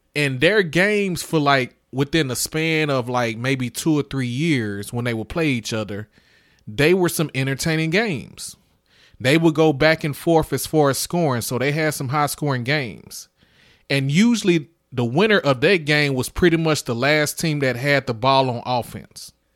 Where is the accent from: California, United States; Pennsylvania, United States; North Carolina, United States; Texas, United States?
Texas, United States; Houston; I'm from Houston